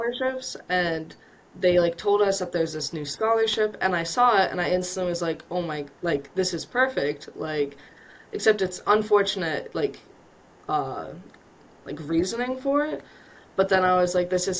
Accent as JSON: {"language": "English", "region": "Vermont", "country": "United States", "tie": "born or raised there", "moved": "as an adult", "said": "I come from Vermont, so it's a small rural town that I grew up"}